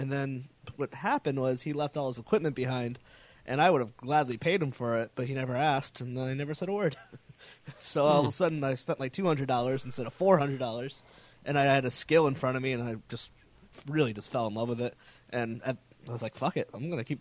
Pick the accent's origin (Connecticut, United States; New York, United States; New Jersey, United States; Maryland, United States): Connecticut, United States; moved away as an adult; now in Rhode Island, United States; I moved to Rhode Island. I'm from Connecticut